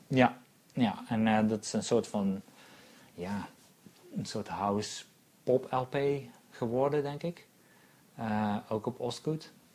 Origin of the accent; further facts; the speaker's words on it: North Brabant, Netherlands; also born or lived in Eindhoven; wij komen natuurlijk allebei uit Brabant